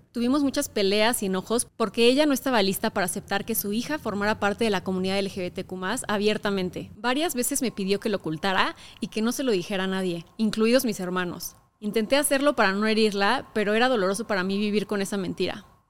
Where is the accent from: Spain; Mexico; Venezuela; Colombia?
Mexico; Querétaro; crecí en Querétaro, un estado muy conservador de México